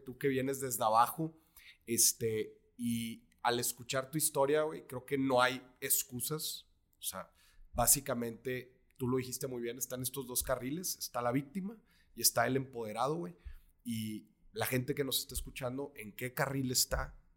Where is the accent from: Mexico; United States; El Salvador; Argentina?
Mexico; A nosotros los mexicanos